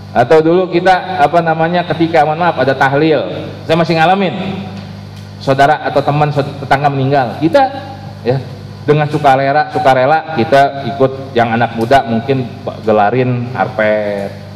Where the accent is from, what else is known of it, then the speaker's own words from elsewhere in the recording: Indonesia; adat kita adat istiadat warga Indonesia